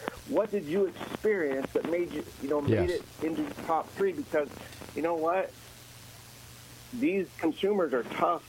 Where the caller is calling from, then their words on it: Virginia, United States; I'm actually in Virginia, so I'm not too far away.